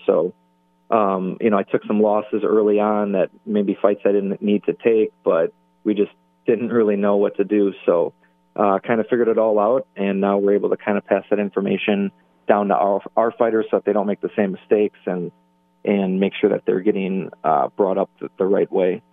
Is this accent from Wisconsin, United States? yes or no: yes; Milwaukee, Wisconsin, United States; right here in my my hometown